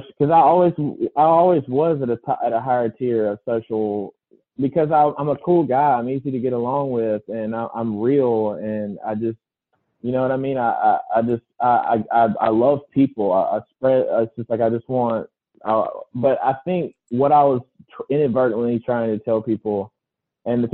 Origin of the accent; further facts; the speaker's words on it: Laurel, Mississippi, United States; also born or lived in Jackson, Mississippi; my hometown in Laurel